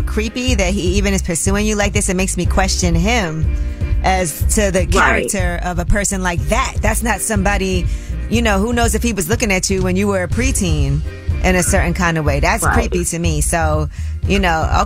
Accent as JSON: {"language": "English", "town": "New York City", "region": "New York", "country": "United States", "said": "I'm from Brooklyn."}